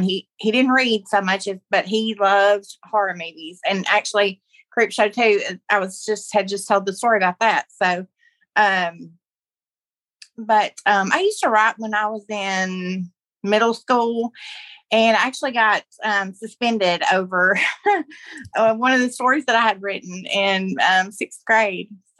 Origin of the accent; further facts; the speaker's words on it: Corinth, Mississippi, United States; We are from Corinth, Mississippi